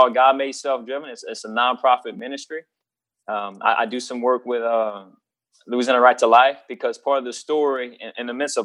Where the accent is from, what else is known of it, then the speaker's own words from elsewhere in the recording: South Louisiana, United States; born and raised in South Louisiana by a single mom